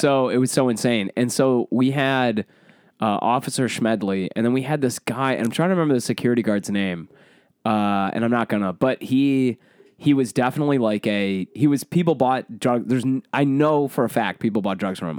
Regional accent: Michigan, United States; I say pop 'cause I grew up in Michigan.

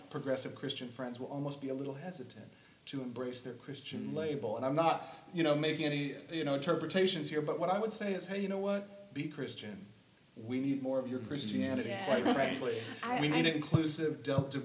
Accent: the South, United States; I grew up in the South.

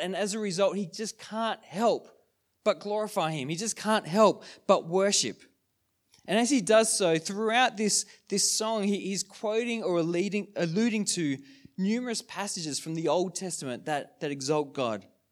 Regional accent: Sydney, New South Wales, Australia; moved away as an adult; now in Wodonga, Australia; we're from Sydney.

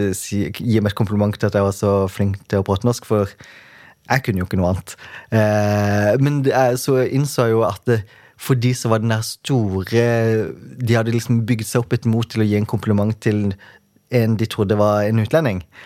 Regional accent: Kristiansand, Agder, Norway; jeg kommer fra Flekkerøy, som er ei lita øy utenfor Kristiansand.

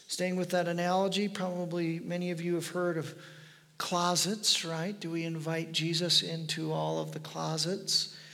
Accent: United States

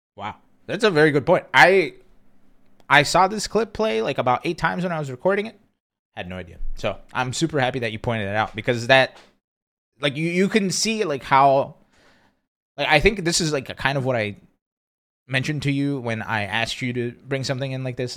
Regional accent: Brazil; moved away; I grew up in Brazil

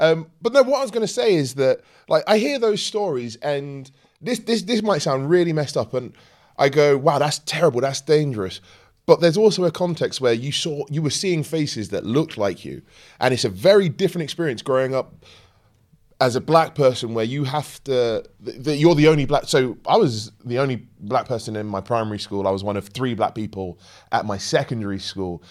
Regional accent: Kent, South East England, United Kingdom; also born or lived in London / Brixton; I was born in London, lived in Brixton, but moved to Kent. back in the eighties

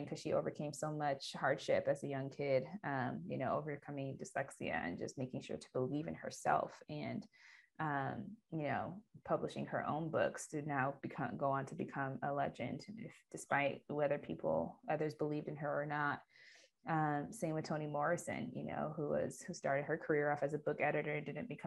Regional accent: Ethiopia; Ethiopia, which is my home country

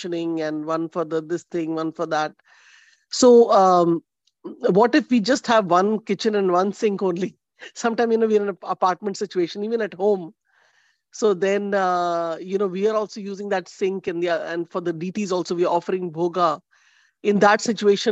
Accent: India; now in United States; we come from India and then we are here

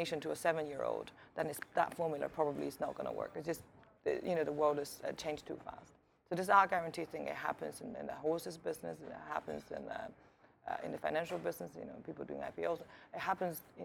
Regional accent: England, United Kingdom; also born or lived in China / Miami; I grew up in England since I was very young

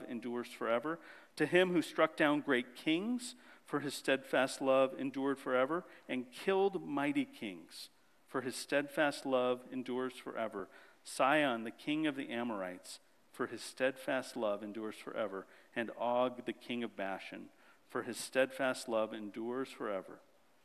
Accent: Phoenix, Arizona, United States; I grew up in Phoenix, Arizona.

